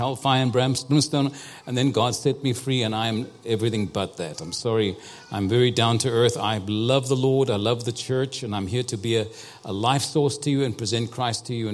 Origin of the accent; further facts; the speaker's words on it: Cape Town, Western Cape, South Africa; I was born and raised in Cape Town, South Africa